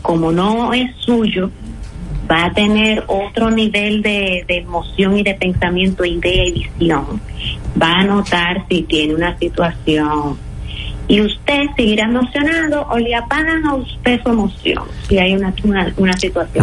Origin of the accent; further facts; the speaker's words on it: Dominican Republic; yo como dominicana